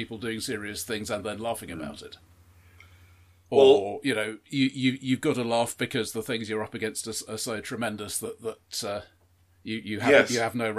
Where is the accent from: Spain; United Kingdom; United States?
United Kingdom